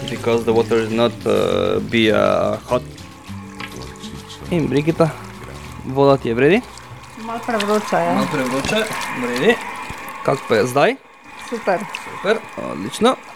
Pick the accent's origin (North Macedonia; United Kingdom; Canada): North Macedonia; English is a second language; now in Slovenia; I came here from Macedonia to Slovenia to make the Slovenian people beautiful and make uh, uh, more interesting and more representing hairstyles.